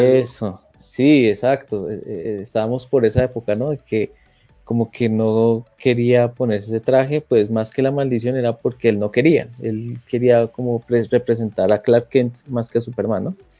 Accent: Bogotá, Colombia; soy de Colombia, de Bogotá.

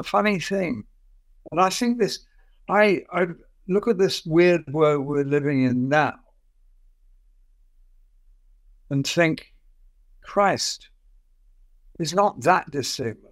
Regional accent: London, United Kingdom; I was evacuated from London, where I was brought up

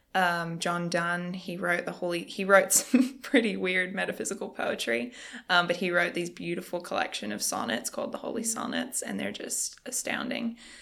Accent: Australia; moved away as an adult; now in United States; I am from Australia. So, I moved here just a little under a year ago.

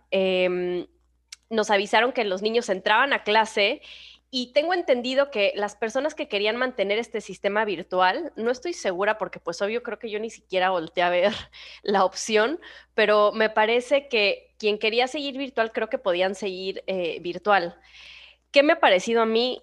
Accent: Mexico; moved away; ahora que estuve en, México, en mi país

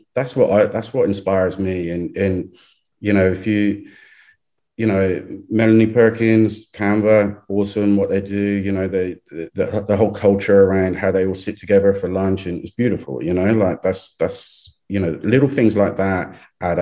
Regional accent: England, United Kingdom; moved away; I'm too English

